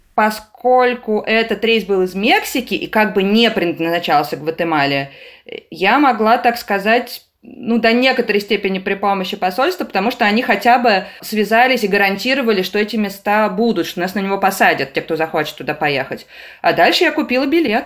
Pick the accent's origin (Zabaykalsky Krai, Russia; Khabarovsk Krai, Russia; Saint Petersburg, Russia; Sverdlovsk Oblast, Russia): Saint Petersburg, Russia; я из Петербурга